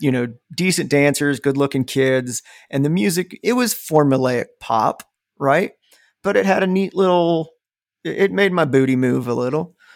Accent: Ohio, United States; growing up where we grew up, um, you know, I was in the middle of nowhere, Ohio

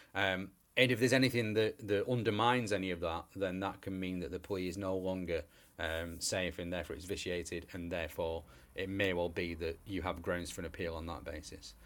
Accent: England, United Kingdom; we're English

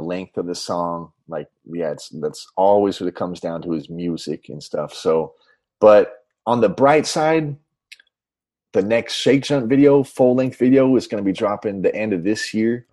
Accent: Orange County, Southern California, United States; moved away as an adult; now in Los Angeles, United States; growing up in Orange County, uh, Southern

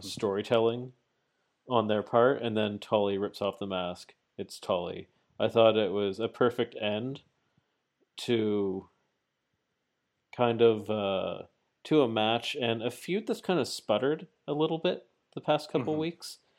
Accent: Canada; I'm Canadian

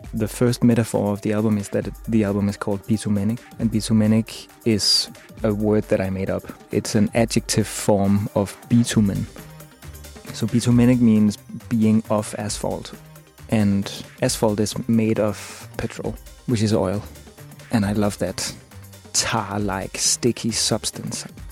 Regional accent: Copenhagen, Capital Region of Denmark, Denmark; I'm from Copenhagen, Denmark.

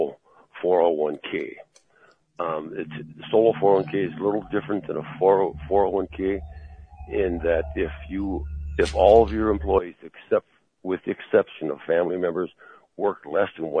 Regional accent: Wisconsin, United States; I'm being from Wisconsin, which is an agricultural state primarily and a tourist state.

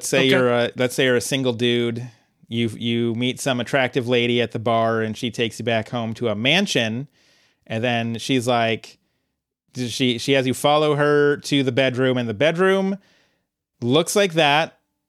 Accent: United Kingdom; this Latin verb that I definitely know because I'm British.

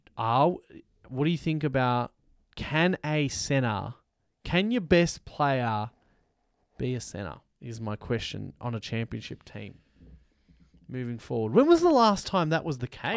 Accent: Australia; we're from Australia

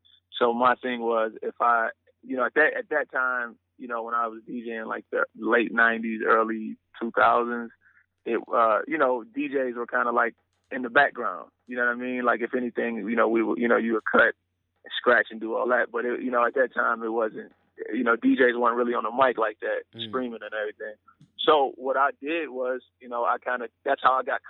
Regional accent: Pontiac, Michigan, United States; I'm a kid from the outskirts of Detroit, Michigan. I'm actually from I'm from Pontiac, Michigan

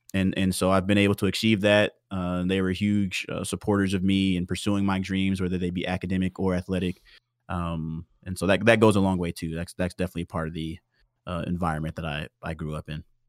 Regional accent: Houston, Texas, United States; I was born in Houston, Texas

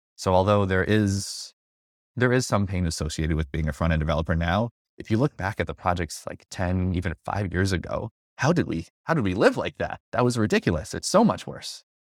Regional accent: upstate New York, United States; also born or lived in Seattle; now in New York City, United States; I grew up in New York, upstate, lived in Seattle for a few years, working at Microsoft as a front-end slash full-stack developer. Then I moved back to New York City

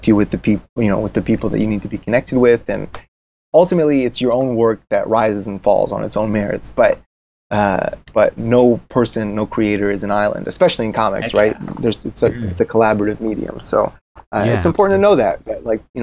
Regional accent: East Lansing, Michigan, United States; the town that I grew up in Michigan State, in East Lansing

